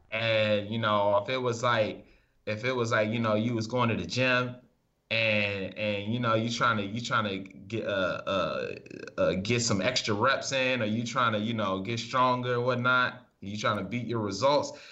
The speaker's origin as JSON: {"language": "English", "region": "Maryland", "country": "United States", "also_born_or_lived": "Massachusetts", "moved": "as an adult"}